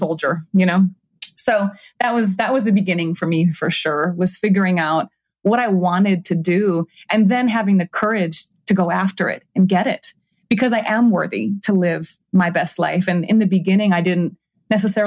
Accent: Minnesota, United States; moved away; also born or lived in New York / Los Angeles; I grew up in Minnesota in nature all the time.

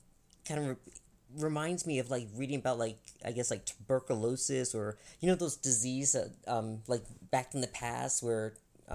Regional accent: Albany, Georgia, United States; moved away; where I was born, my hometown, Albany, Georgia

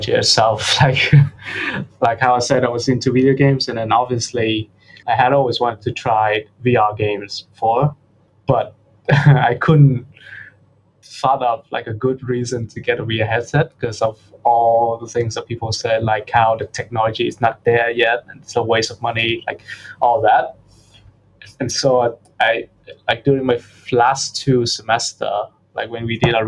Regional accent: Vietnam; moved away as an adult; now in Sydney, Australia; I'm from Vietnam, so I'm full Vietnamese, but I've been living in Sydney, Australia for the past 2-3 years

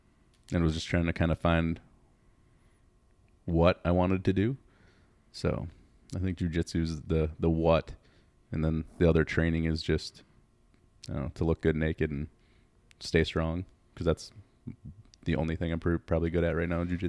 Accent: Twin Ports, United States; I grew up in the Twin Ports.

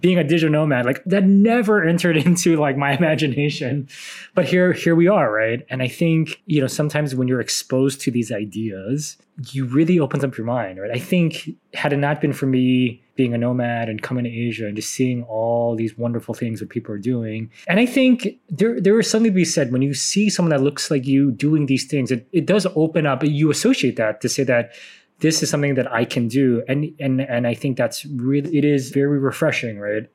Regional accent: United States; moved away as an adult; growing up in America

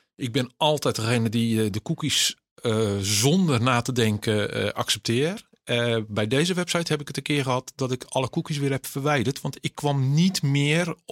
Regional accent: Netherlands; Ik ben Nederlander

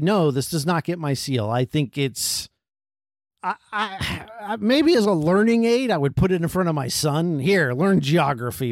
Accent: United States; We're from America

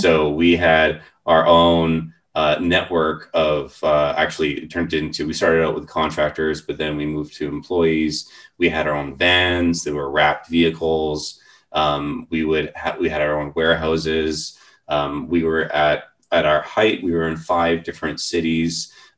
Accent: Vancouver, British Columbia, Canada; So I grew up in the Vancouver area.

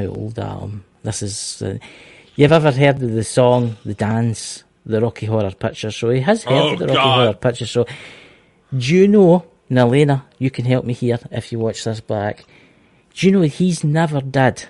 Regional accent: Scotland, United Kingdom; I'm Scottish

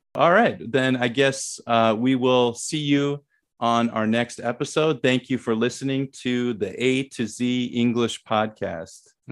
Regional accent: Saint Paul, Minnesota, United States; moved away as an adult; also born or lived in Thailand; now in South Korea; I grew up in Saint Paul, Minnesota, which is, uh, the capital of Minnesota.

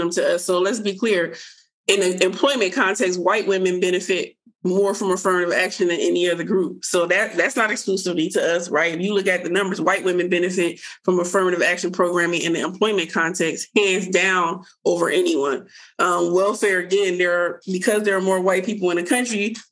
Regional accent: Trenton, New Jersey, United States; It's based in Trenton, New Jersey, where I'm from

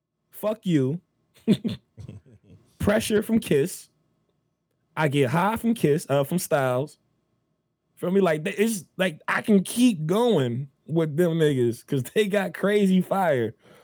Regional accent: New Jersey, United States; If I'm trying to link up with a John in Houston, and I'm from Jersey, I've never been to fucking Houston before.

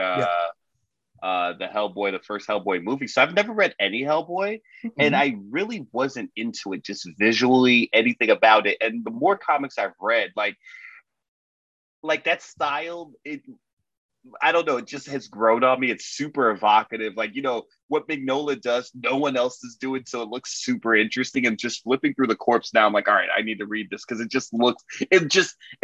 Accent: Miami, Florida, United States; I'm from Miami.

